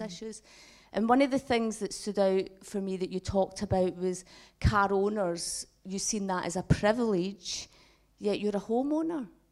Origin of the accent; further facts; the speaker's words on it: Glasgow, Scotland, United Kingdom; as a Glaswegian